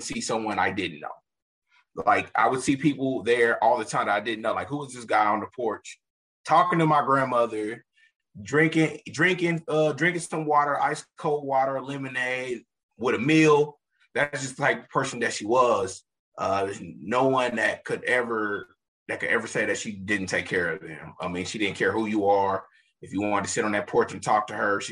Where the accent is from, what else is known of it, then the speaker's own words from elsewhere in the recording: Kansas City, Missouri, United States; I'm a Kansas City native, born and raised. I grew up in Midtown